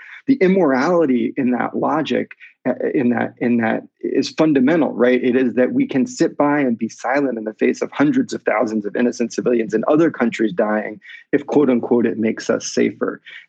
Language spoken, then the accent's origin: English; near Philadelphia, Pennsylvania, United States; I grew up near Philadelphia.